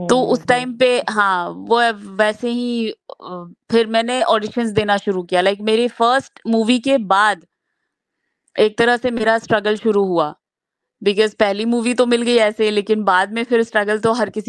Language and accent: Hindi; Bhagalpur, Bihar, India; now in Mumbai, India; मैं भागलपुर शहर बिहार से हूँ तो वहां से मैंने बायोटेक्नोलॉजी किया है